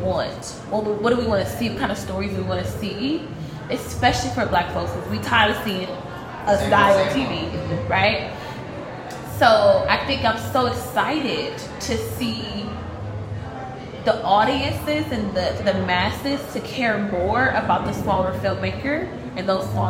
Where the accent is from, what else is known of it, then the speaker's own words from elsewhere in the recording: Milwaukee, Wisconsin, United States; I'm from Milwaukee